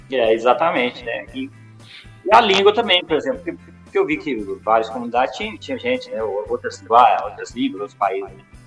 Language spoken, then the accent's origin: Portuguese; Barbacena, Minas Gerais, Brazil; accent: mineiro; Eu sou de, de Barbacena